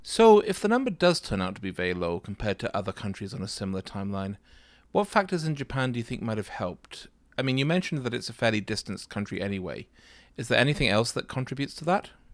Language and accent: English; Manchester, North West England, United Kingdom; moved away; I'm from Manchester in England